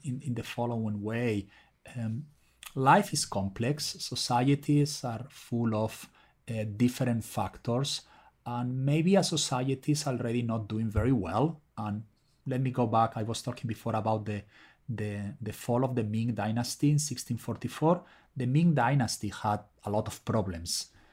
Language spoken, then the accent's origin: English; Spain; moved away; I'm originally from Spain, as probably you can tell from my name